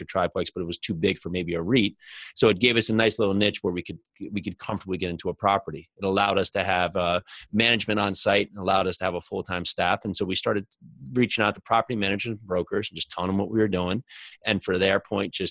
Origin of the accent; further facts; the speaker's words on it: New Jersey, United States; growing up in New Jersey when I was young